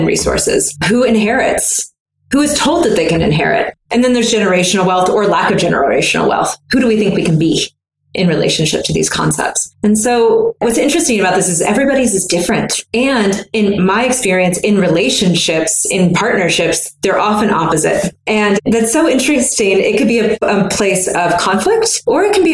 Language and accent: English; the South, United States; I'm from the South